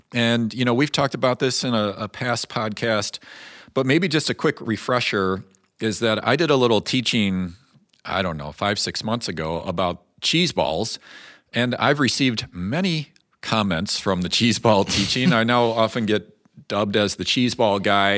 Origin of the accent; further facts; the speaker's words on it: Chicago, Illinois, United States; moved away; I grew up outside Chicago